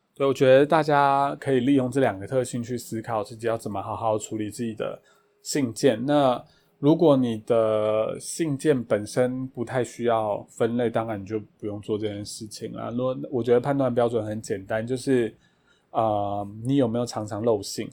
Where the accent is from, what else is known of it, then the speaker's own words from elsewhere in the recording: Taiwan; 我是台湾人